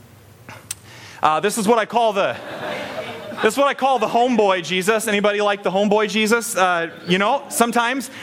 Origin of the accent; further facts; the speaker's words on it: Story City, Iowa, United States; growing up in Story City, which is like the hub of North American Scandinavia